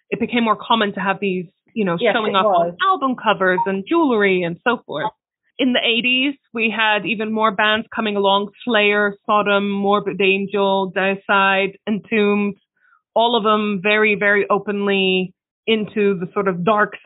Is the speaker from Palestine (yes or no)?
yes; Palestine; I come from Palestine where everyone is religious